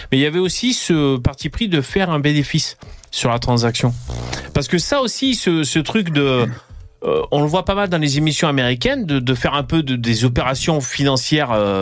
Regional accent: Gard, Occitania, France; je viens de du Gard

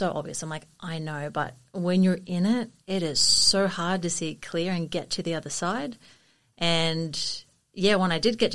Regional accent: Sunshine Coast, Queensland, Australia; I grew up here on the Sunshine Coast and grew up in Yidlo

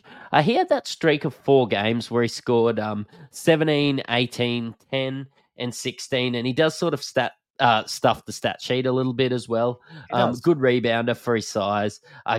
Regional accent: Australia; accent: Bogan; If you can't tell from our flamboyant Bogan accents, we're Australian

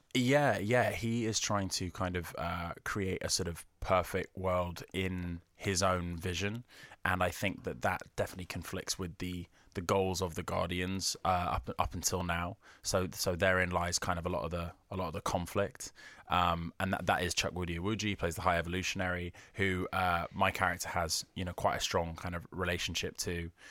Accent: United Kingdom; I'm too British

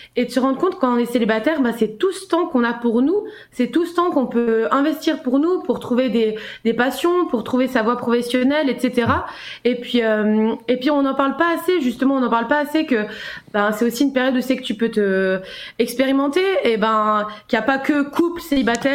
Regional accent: Switzerland; j'ai 27 ans et je viens de Suisse

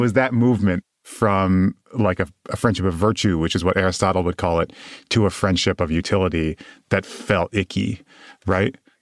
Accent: West Michigan, United States; moved away as an adult; also born or lived in South Bend, Indiana; I moved down to South Bend from where I grew up in West Michigan.

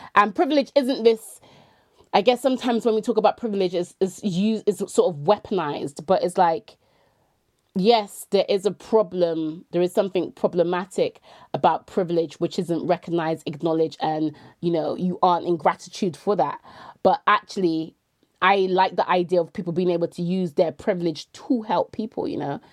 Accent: Bristol, South West England, United Kingdom; moved away as an adult; also born or lived in London / York; I was born and raised in Bristol, but I left, um, just over under ten, um, under twenty years ago

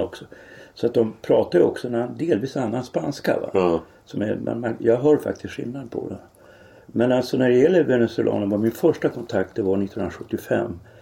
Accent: Norrland, Sweden; i Norrland där jag växte upp

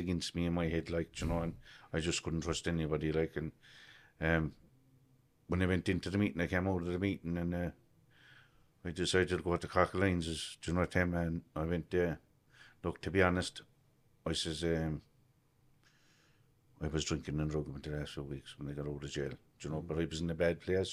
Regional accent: Cork, Munster, Ireland; I grew up in Achnaheeny, the north side

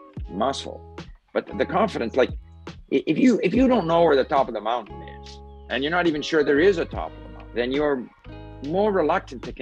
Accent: Montreal, Quebec, Canada; first language Swedish; English is a second language; also born or lived in Sweden; I moved to Canada from Sweden at the age of 5. I have no recollection of transitioning from Swedish into English.

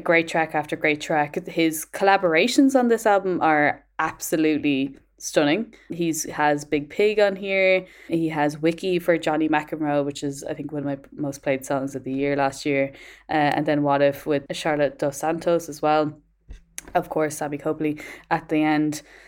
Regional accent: Ireland; moved away; as an Irish person abroad

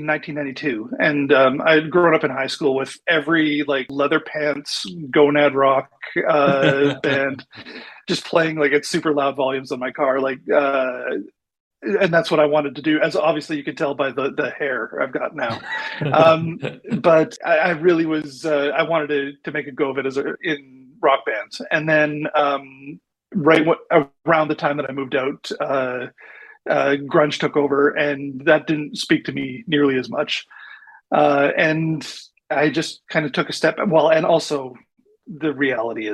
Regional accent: Manitoba, Canada; moved away as an adult; also born or lived in Vancouver; I grew up in Manitoba, one of the central provinces in Canada

